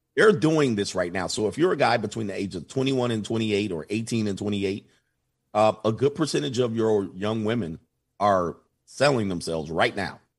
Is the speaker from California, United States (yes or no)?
yes; Southern California, United States; I grew up in Southern California